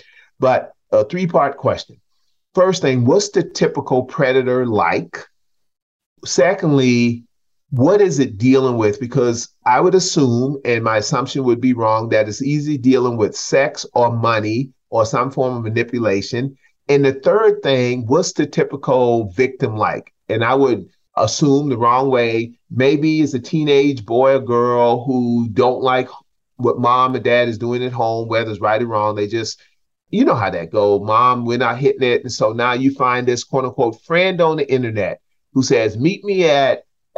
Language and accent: English; South Carolina, United States; I'm from South Carolina.